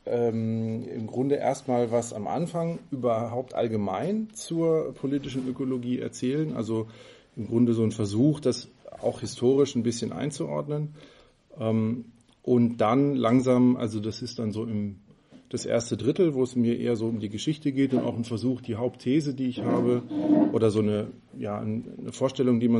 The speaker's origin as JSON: {"language": "German", "town": "Freiburg", "region": "Baden-Württemberg", "country": "Germany", "said": "Ähm, ich komme ja aus Freiburg."}